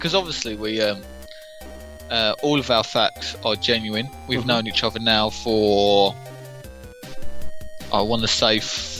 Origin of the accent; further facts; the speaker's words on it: London, United Kingdom; Obviously I grew up in London. If you couldn't tell, listeners.